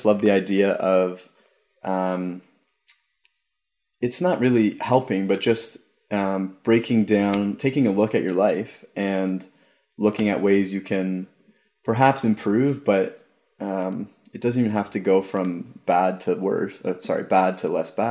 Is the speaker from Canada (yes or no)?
yes; Ajax, Ontario, Canada; moved away; also born or lived in St. Joseph's / Toronto; I was born in St. Joseph's, and I grew up in Ajax. So it's a suburb